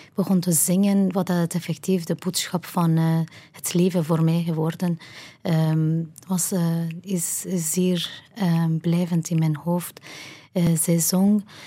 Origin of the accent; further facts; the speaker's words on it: Kermanshah, Kermanshah Province, Iran; Dutch is a second language; moved away as an adult; now in Ghent, Belgium; We woonden toen in mijn geboortestad Kermanshah.